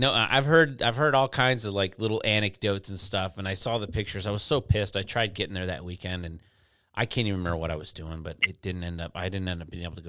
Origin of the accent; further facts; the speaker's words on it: Texas, United States; You know, you have to play football if you're a kid growing up in Texas.